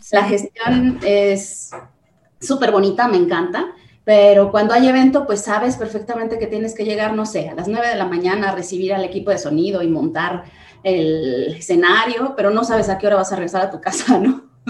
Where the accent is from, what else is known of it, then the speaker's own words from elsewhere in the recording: Guanajuato, Mexico; Pues eh, soy de Guanajuato Capital, pero soy hija de minero, entonces he viajado muchísimo.